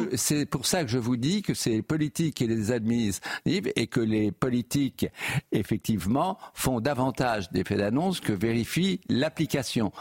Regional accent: Normandy, France; moved away; d'où je viens, dans, une partie de la Normandie

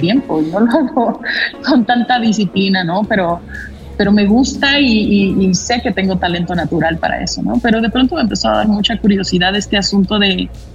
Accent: Mexico City, Mexico; yo nací en la Ciudad de México, que siempre he vivido en la Ciudad de México

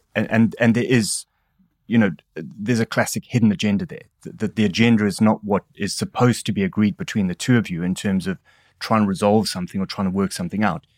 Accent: Durban, KwaZulu-Natal, South Africa; accent: South African; moved away as an adult; now in England, United Kingdom; as a South African, I had a bizarre upbringing in that I grew up under apartheid

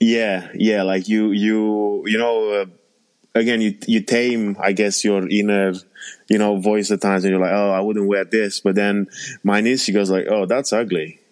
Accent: Romania; moved away; I was born and raised in Romania

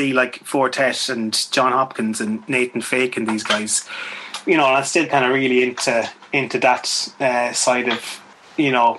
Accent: Swinford, Connacht, Ireland; moved away; Swinford, where I'm from

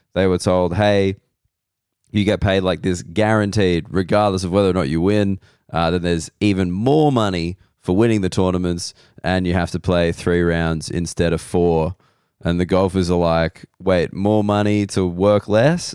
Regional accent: Australia; being an Australian male

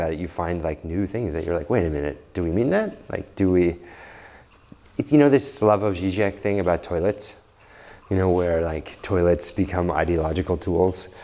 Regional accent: New York, United States; I grew up in New York

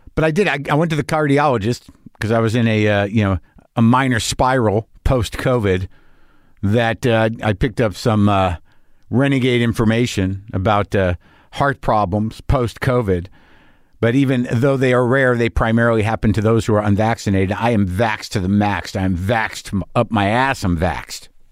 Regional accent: New Mexico, United States; I grew up in New Mexico

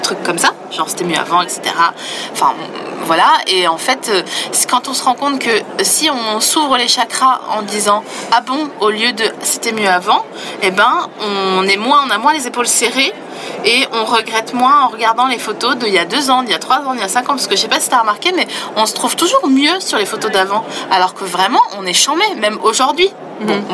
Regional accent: Vosges, Grand Est, France; je viens des Vosges, euh, une partie de ma famille euh, sont des paysans

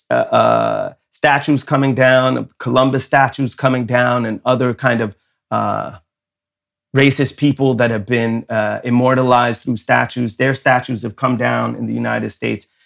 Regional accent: Sweden; growing up in Sweden, I had two American parents. We would always uh, celebrate the 4th of July.

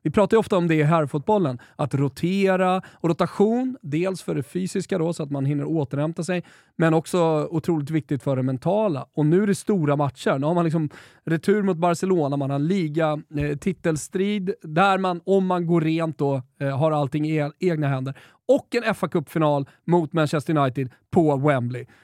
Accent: Sweden; Galna W som man har lite problem som svensk att uttala

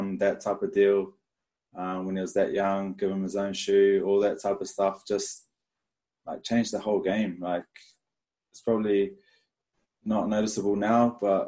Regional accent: Lower Hutt, Wellington, New Zealand; now in Brisbane, Australia; I was born in Lower Hutt, Wellington. Family of four, had one older brother, and just rugby union crazy.

